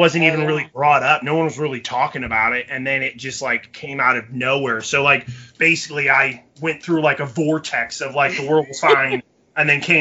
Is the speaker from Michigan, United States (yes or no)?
yes; Michigan, United States; moved away; being from Michigan originally